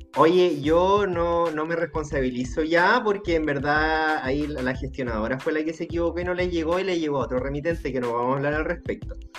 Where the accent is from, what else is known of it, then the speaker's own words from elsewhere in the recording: Viña del Mar, Valparaíso, Chile; moved away; a mí me preguntan acá, ¿de dónde eres? Yo digo, por supuesto, Viña del Mar